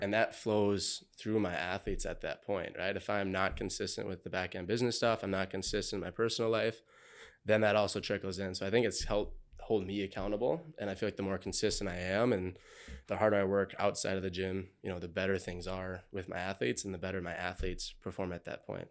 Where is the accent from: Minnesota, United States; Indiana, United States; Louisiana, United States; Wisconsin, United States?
Minnesota, United States; Montgomery; I grew up in Montgomery, Minnesota.